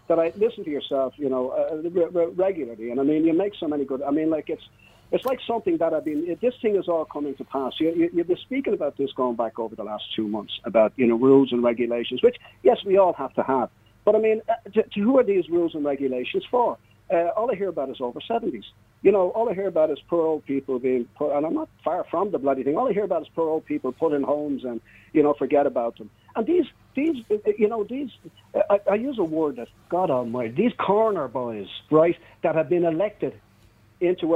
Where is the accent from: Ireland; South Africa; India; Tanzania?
Ireland; Swords, Leinster; I'm from Swords